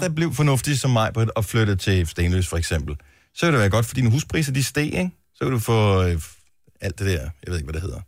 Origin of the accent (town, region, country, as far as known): Funen, Southern Denmark, Denmark; born or raised there; now in Roskilde, Denmark